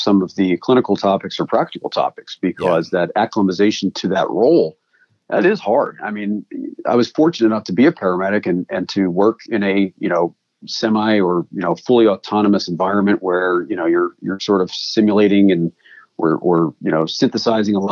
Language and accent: English; East Coast, United States; moved away; I come from the East Coast where please and thank you are optional.